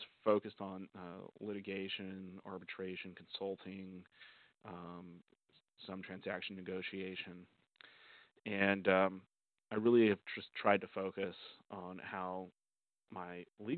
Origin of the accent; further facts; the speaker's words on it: Oregon, United States; moved away as an adult; now in Southern California, United States; I'm originally from Oregon